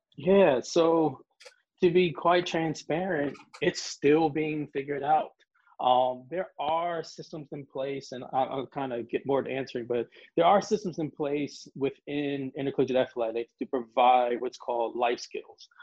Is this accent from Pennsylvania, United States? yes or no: yes; Philadelphia, Pennsylvania, United States; moved away as an adult; also born or lived in Pittsburgh, Pennsylvania; now in Georgia, United States; I am born and raised in Philadelphia. Uh, South Philly to be exact